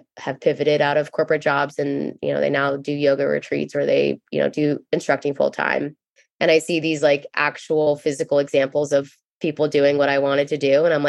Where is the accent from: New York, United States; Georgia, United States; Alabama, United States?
New York, United States; Cornwall; I grew up in Cornwall, New York, which is in the Hudson Valley area. So it's about an hour north of New York City. And I went to the Naval Academy. I have a very big military family.